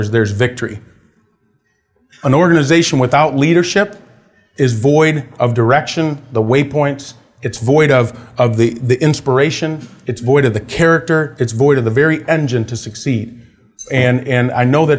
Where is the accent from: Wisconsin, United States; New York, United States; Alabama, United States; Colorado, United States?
Wisconsin, United States; I grew up in Wisconsin, or Wisconsin, as they say